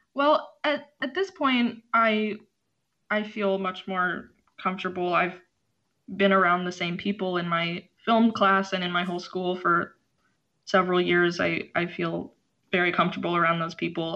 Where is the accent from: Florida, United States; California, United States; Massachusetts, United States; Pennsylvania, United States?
Pennsylvania, United States; Philadelphia; also born or lived in Chicago; my family moved to Philadelphia when I was four